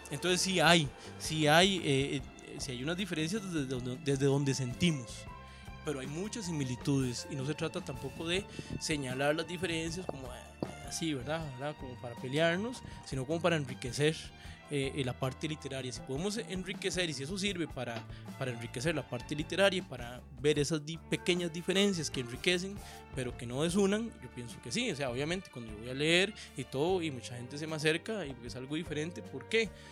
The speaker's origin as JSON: {"language": "Spanish", "country": "Costa Rica"}